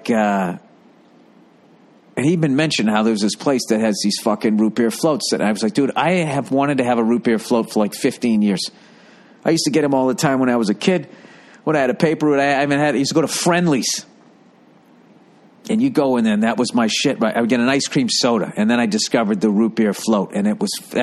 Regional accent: United States; as an American

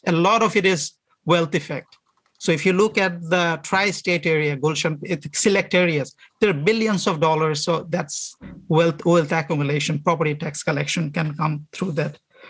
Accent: Bangladesh; moved away; I worked in Bangladesh 2015 to 19.

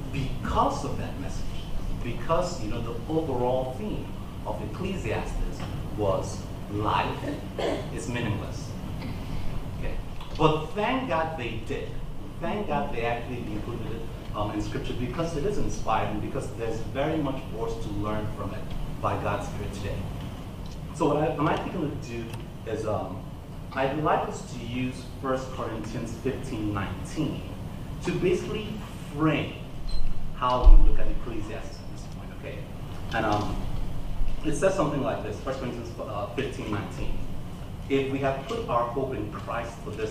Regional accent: Nigeria; accent: Nigerian English; moved away as an adult; also born or lived in United States; now in Evansville, United States; I was born in the United States, but after my parents graduated, we went back to Niger and I lived there. Throughout my teenage years, I came back about 20 years ago

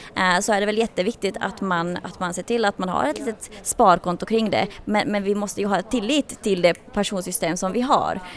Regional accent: Finland; moved away as an adult; now in Sweden; Nu kommer jag själv från Finland från början och jag kände av den väldigt tydligt när jag flyttade efter gymnasiet till Sverige.

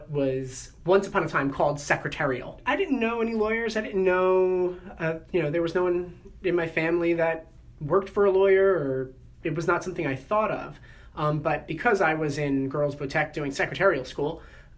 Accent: Woodbridge, New Jersey, United States; I'm from Middlesex County. Grew up in Woodbridge

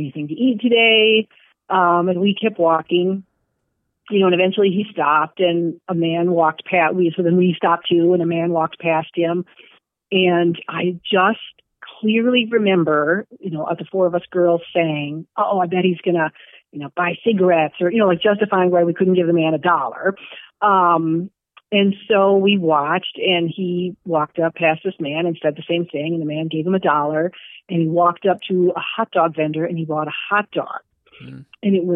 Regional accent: Minnesota, United States; moved away as an adult; now in Madison, United States; I'm from Minnesota, and my senior year in high school

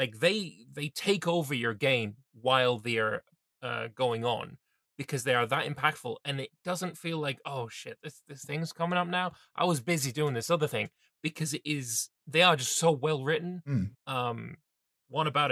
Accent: England, United Kingdom; as an Englishman

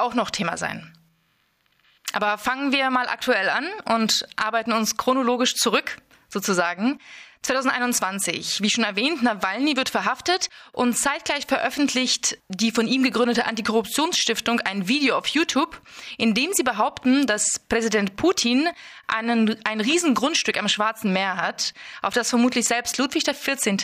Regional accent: Kazakhstan; moved away; ich wurde in Kasachstan geboren

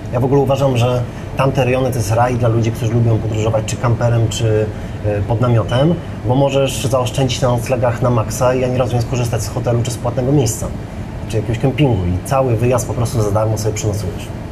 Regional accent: Poland; jesteśmy turystami z Polski

